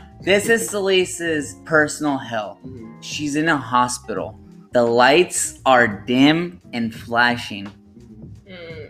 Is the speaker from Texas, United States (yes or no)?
yes; Texas, United States; y'all, we're from Texas.